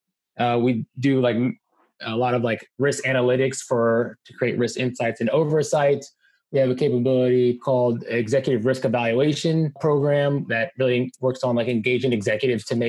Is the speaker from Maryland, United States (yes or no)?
yes; Columbia, Maryland, United States; also born or lived in Washington, D.C.; now in San Francisco, United States; I grew up in Columbia, Maryland. Howard County stand up